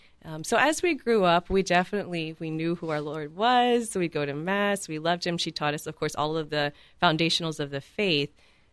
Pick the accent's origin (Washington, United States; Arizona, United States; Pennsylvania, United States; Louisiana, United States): Louisiana, United States; South; moved away; I'm from South Louisiana originally.